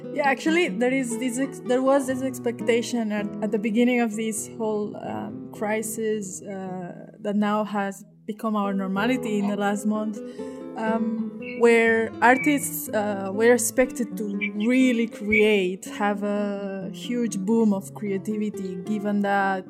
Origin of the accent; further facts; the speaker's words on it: Spain; now in Kosovo; I myself I'm from Spain